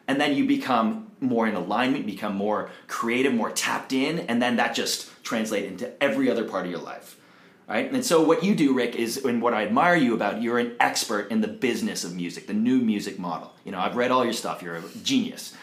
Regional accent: Toronto, Ontario, Canada; moved away as an adult; now in Costa Rica; I'm originally from Toronto, Canada.

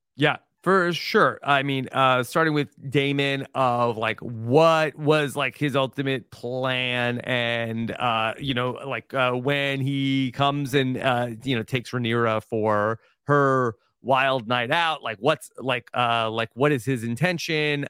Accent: New York, United States; moved away; I'm a New Yorker, like, at heart

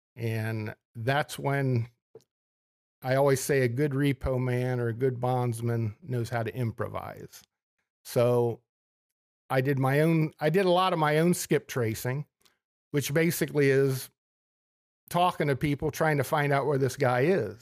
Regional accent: Ontario, Ohio, United States; also born or lived in Minnesota; originally from Mansfield, Ohio, or Ontario, Ohio, just a little, little suburb of Mansfield

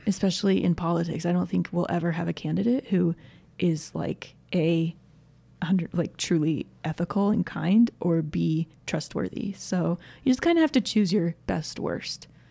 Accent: Georgia, United States; now in Utah, United States; I grew up in Georgia, where there's way more trees, and basically anytime there was a thunderstorm, the power went out

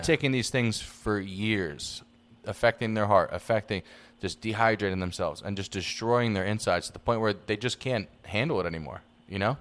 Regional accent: New York City, New York, United States; now in Los Angeles, United States; I'm from the Bronx

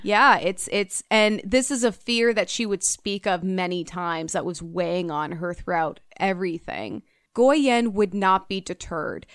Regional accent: United States; I grew up in the United States

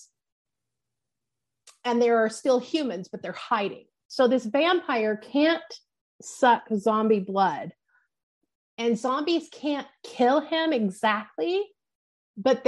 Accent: Southern Illinois, United States; moved away; also born or lived in Hurst, Illinois / Carbondale, Illinois; my hometown in Southern Illinois

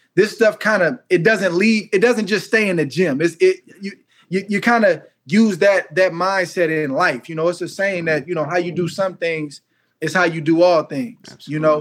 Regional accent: California, United States; I'm from California

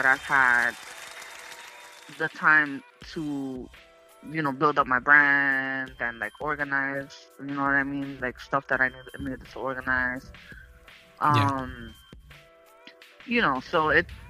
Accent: New York City, New York, United States; I'm a photographer from the Bronx, born and raised

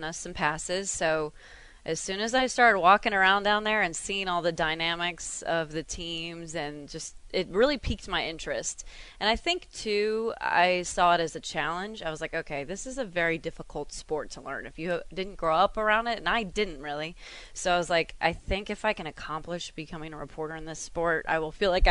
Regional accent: Bridgewater, Virginia, United States; Born and raised in Bridgewater, Virginia

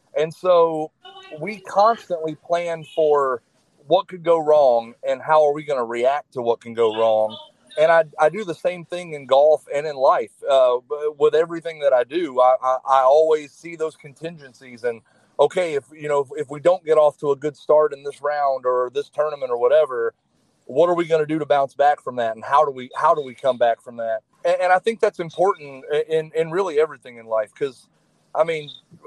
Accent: North Carolina, United States; moved away as an adult; I grew up in North Carolina and then joined the Army

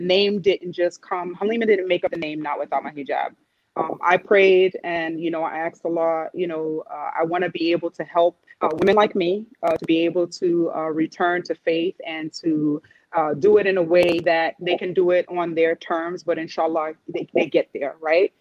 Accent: New York City, New York, United States; I'm from New York City

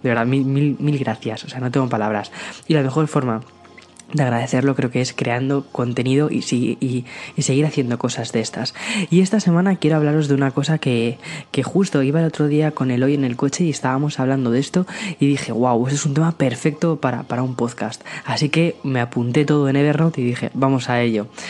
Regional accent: Aranjuez, Community of Madrid, Spain; moved away as an adult; now in San Antonio, United States; nací en Madrid, pero eh, me he criado en un pueblo muy, muy, muy cerquita de, Madrid, que es Aranjuez

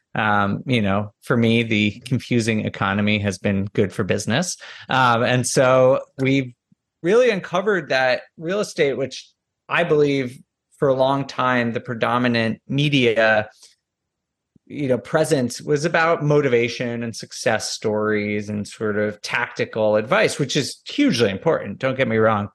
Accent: Northeast, United States; moved away; I'm from the Northeast originally

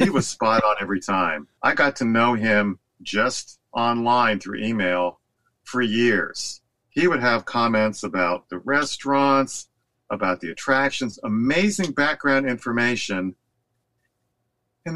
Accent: outside of Philly, Pennsylvania, United States; now in Southern California, United States; I grew up outside of Philly

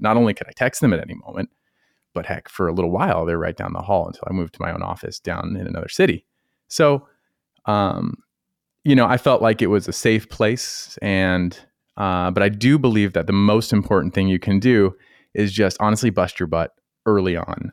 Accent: Colorado, United States; now in North Carolina, United States; I'm from Colorado. I was nowhere near, near the ocean

